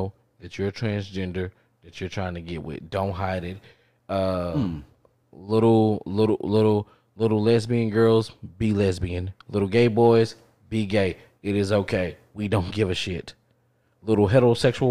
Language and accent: English; Texas, United States; I grew up in Texas